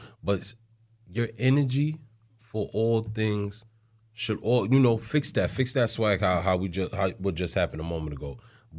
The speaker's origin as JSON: {"language": "English", "region": "New York", "country": "United States", "said": "I'm from New York."}